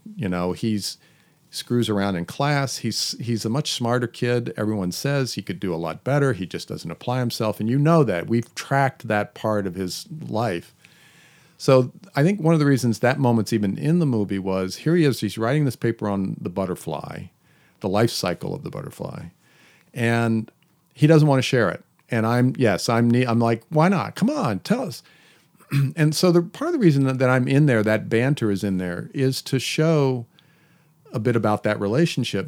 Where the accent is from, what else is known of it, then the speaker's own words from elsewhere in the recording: Hampton, Virginia, United States; moved away; my hometown in Hampton, Virginia